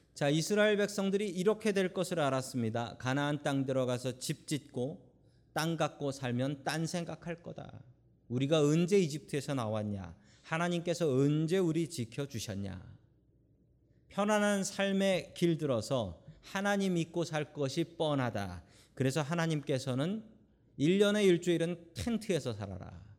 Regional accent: South Korea; now in United States; 한국에서 태어난 우리들이 미국 가서 살고 있는 게

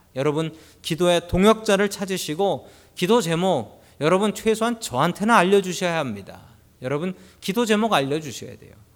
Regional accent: South Korea; now in United States

